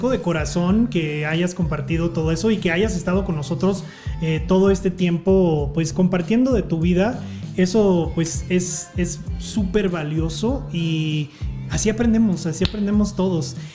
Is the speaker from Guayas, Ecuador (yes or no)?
no; Quito, Pichincha, Ecuador; moved away as an adult; now in Washington, United States; Soy de Quito.